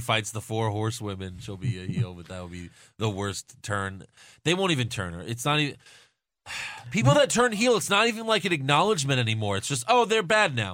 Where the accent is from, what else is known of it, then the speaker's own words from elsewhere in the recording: New York, United States; I'm from New York